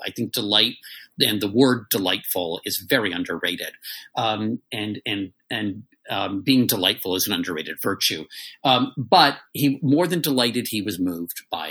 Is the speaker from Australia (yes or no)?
no; D.C., Maryland suburbs outside Washington, United States; I was raised in the Maryland suburbs right outside of D.C.